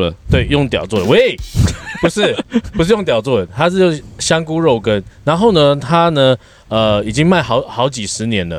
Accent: Xingang, Chiayi County, Taiwan; moved away; 我老家在嘉义

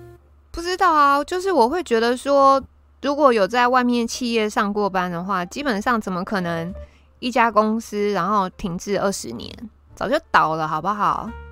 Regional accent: Taiwan; 身为台湾人真的是好惨哦，

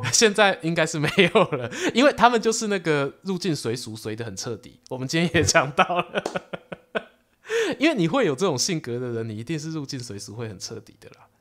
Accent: Su'ao, Yilan County, Taiwan; 我老家宜兰苏澳

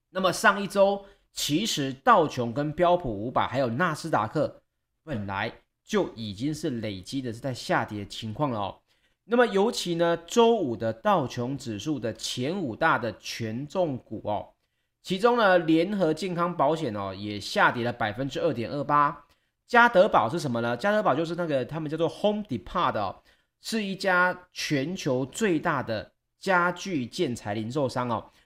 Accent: Taiwan; 我们台湾人出游可能比较少

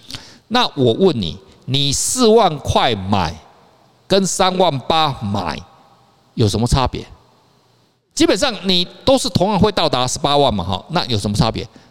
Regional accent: Taiwan; 我们台湾话

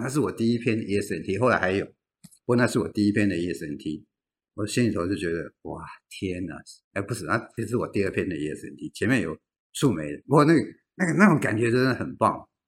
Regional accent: Tamsui, New Taipei, Taiwan; 我的家乡在淡水，淡水旁边有一个北投

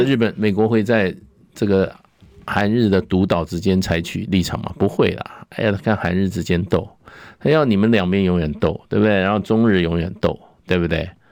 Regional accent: Taipei, Taiwan; 我是台北市市民啊， 我出生在台北，成长在台北

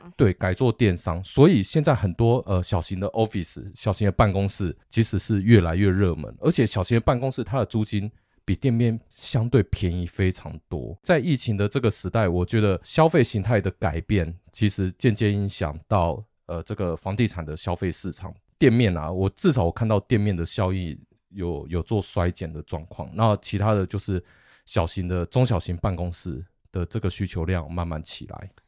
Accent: Taiwan; 我们台湾人

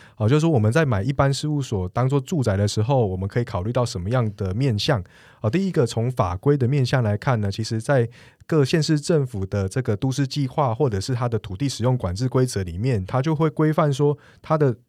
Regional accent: Taiwan; 我们台湾人

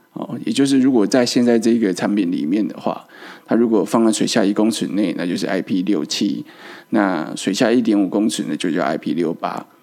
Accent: Taiwan; 我们台湾人

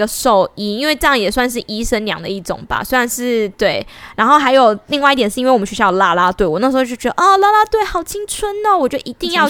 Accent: Pingtung County, Taiwan; 我是屏东人，

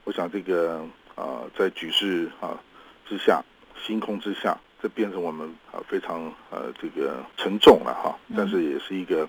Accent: Taiwan; 我们都是台湾人嘛

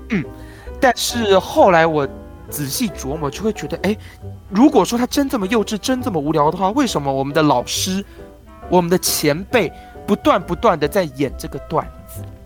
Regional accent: Taiwan; also born or lived in Hong Kong; 我们台湾人讲话就是这个样子啦

